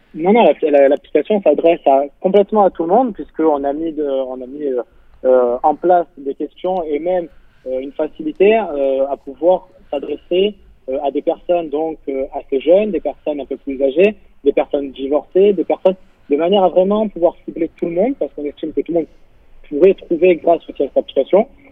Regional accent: Marseille, Provence-Alpes-Côte d'Azur, France; je viens de Marseille

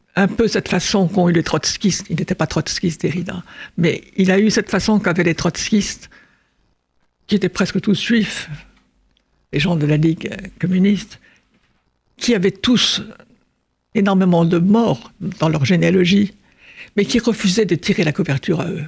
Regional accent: France; nous sommes français

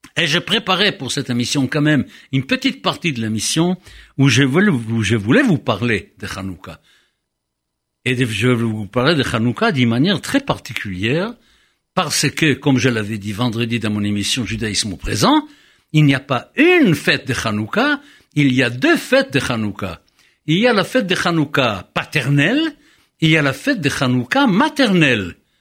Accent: Israel; moved away; j'ai grandi en Israël

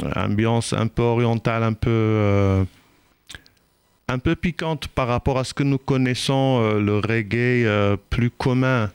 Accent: Israel; French is a second language; moved away as an adult; also born or lived in Normandy; now in France

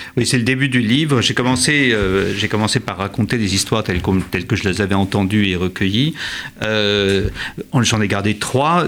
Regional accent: France; chez nous en France

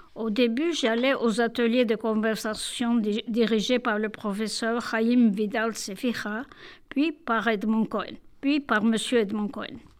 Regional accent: Istanbul, Turkey; first language Judeo-Spanish, Turkish; French is a second language; moved away as an adult; now in Paris, France; Je suis née en Turquie, à Istanbul, où il y a une très grande communauté juive. Je suis diplômée de l'école française Saint-Benoît à Istanbul et je suis venue m'installer à Paris en l'an 1980

